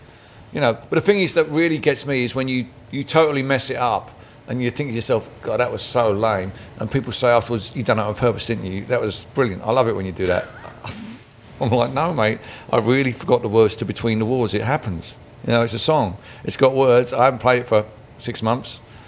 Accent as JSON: {"language": "English", "country": "Canada", "said": "I'm like, you know, just being Canadian, you know."}